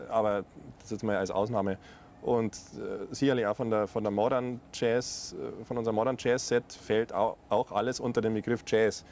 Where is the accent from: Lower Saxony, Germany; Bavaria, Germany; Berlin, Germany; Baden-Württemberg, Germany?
Bavaria, Germany; south of Munich, near Rosenheim; wir auch äh, quasi, ich äh, glaube, Luftlinie irgendwie so ein Kilometer oder was voneinander aufgewachsen sind. Äh, südlich von München, ja, in der Nähe von Rosenheim